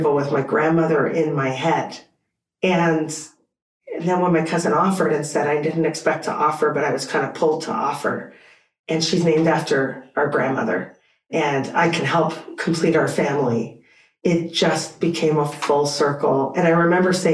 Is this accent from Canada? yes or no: yes; Canada; I'm Canadian.